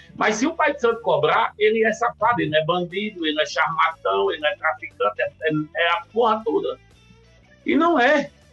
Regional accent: Natal, Rio Grande do Norte, Brazil; now in São Paulo, Brazil; Hoje eu não tenho mais acesso nem à minha terra natal, Natal, cidade natal

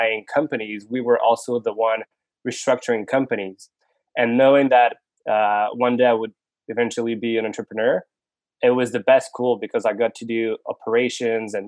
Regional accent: Montreal, Quebec, Canada; also born or lived in Paris, France / Singapore; I was born in Montreal, born and raised actually.

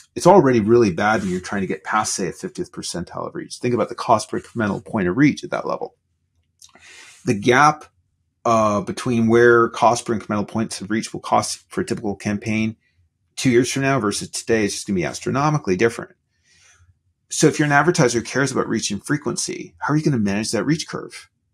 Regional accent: Canada; I'm Canadian

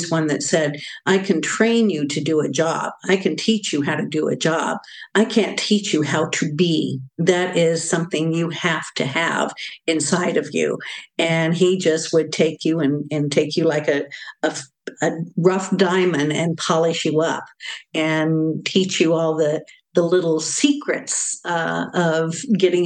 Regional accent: Long Beach, California, United States; moved away as an adult; also born or lived in St. Louis, Missouri / Orange County, California / Texas; I grew up in Long Beach

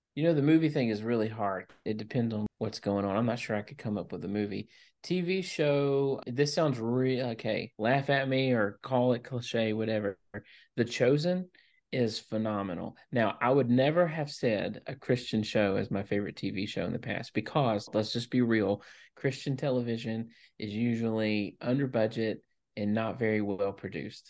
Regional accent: Louisiana, United States; now in Tennessee, United States; Even though I live in Tennessee, I grew up in Louisiana, and that's my home state

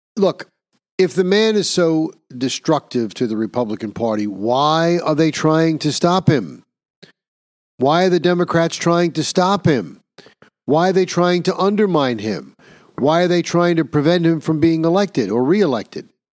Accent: New York, United States; my home state of liberal New York

